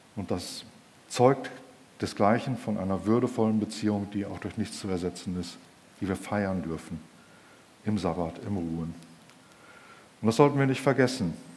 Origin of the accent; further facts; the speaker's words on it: Germany; wir Deutschen